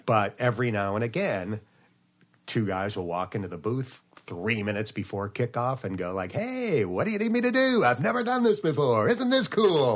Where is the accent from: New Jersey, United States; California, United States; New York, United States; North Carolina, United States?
New York, United States; near Buffalo; moved away; I grew up near Buffalo